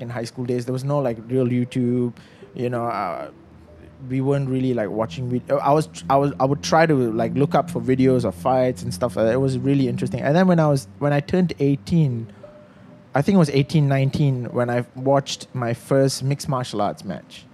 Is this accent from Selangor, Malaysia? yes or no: yes; FRIM, Selangor, Malaysia; I grew up in Frim, in the forest reserve